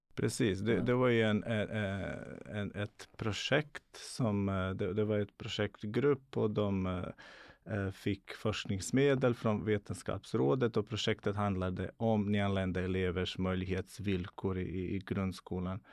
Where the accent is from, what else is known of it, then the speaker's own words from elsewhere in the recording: Bosnia & Herzegovina; now in Sweden; Jag är född och uppvuxen i Bosnien